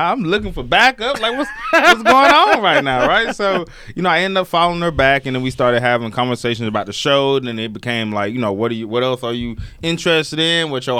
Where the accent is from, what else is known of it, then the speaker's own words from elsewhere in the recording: the South, United States; I'm from the South